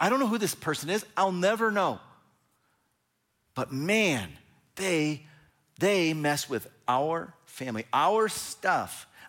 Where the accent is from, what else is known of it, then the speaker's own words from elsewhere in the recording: Fresno, California, United States; So I grew up in Fresno, California, and I didn't actually live in Fresno.